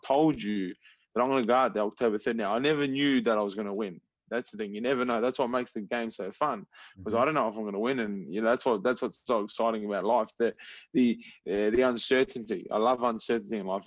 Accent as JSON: {"language": "English", "town": "Adelaide", "region": "South Australia", "country": "Australia", "moved": "as an adult", "lives_now": "Florida, United States", "said": "I'm from Adelaide, South Australia."}